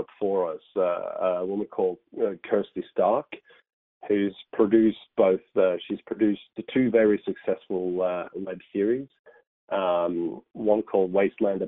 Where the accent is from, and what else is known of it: Australia